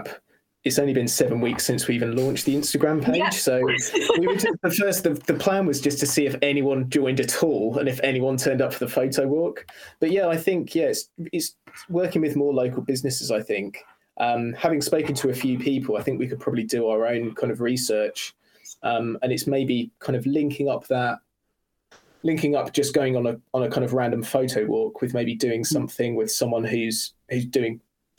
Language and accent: English; United Kingdom; I'm from the South